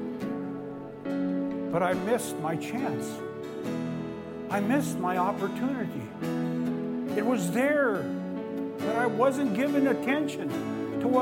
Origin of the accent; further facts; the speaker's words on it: Cle Elum, Washington, United States; I was raised in Clee Ellum, and we used to get our deer every year